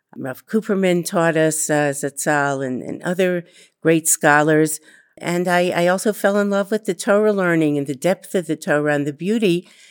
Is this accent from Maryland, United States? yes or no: yes; Baltimore, Maryland, United States; moved away as an adult; now in Israel; I grew up in Baltimore, Maryland, in a home with two parents and a grandmother.